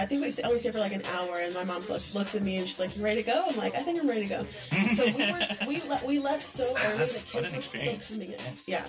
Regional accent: Austin, Texas, United States; we grew up in Dove Springs, which is not the nicest part of Austin.

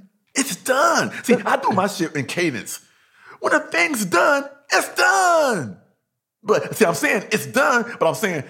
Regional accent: North Carolina, United States; I'm from North Kakalaki.

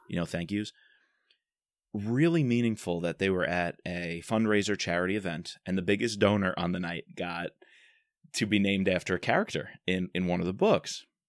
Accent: New York, United States; I'm from New York

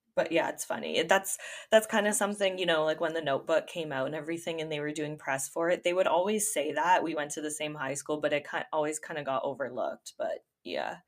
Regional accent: Ontario, Canada; I'm from Ontario

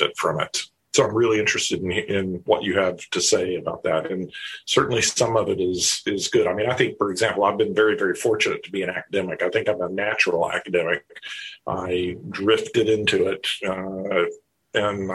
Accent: the South, United States; the religious culture that I grew up in the South, in a very conservative place

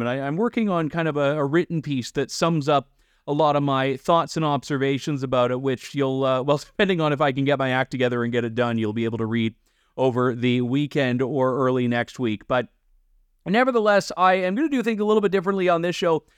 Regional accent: Ontario, Canada; I'm from Ontario

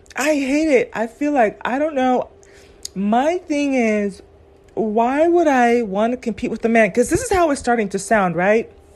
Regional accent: California, United States; I grew up in California

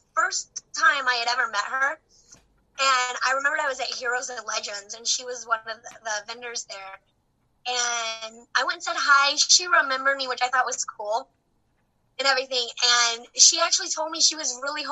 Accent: Texas, United States; moved away; I'm from Texas originally

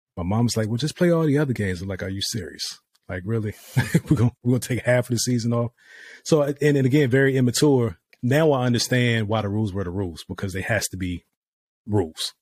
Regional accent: Virginia, United States; moved away as an adult; also born or lived in Dubai; now in Texas, United States; we're from Virginia

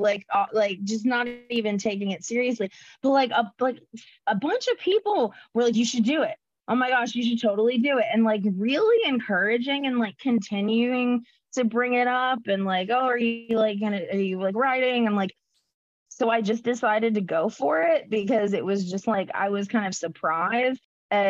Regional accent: North Carolina, United States; I grew up in North Carolina

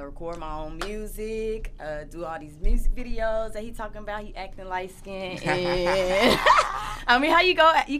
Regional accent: Dallas, Texas, United States; Yeah, I'm from Dallas.

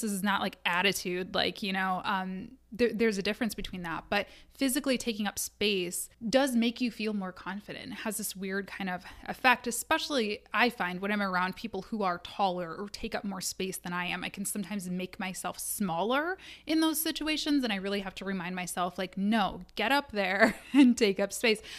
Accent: Midwest, United States; I am a Midwesterner.

